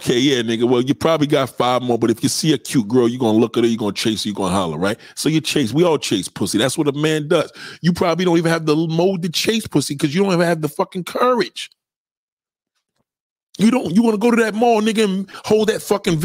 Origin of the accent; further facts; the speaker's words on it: New York, United States; I'm a New Yorker